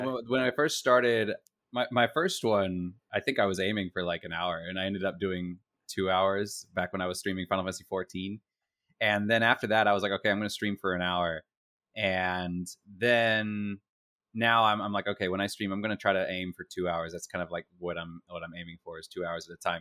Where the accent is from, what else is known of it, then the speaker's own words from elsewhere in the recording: Virginia, United States; I grew up in Virginia